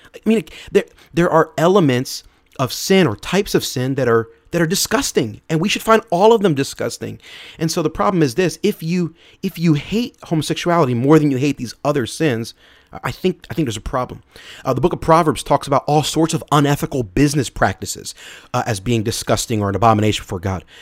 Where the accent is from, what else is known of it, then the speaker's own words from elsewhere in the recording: Philadelphia, Pennsylvania, United States; I'm from Philadelphia, so uh, being a football fan, I'm a fan of the Philadelphia Eagles.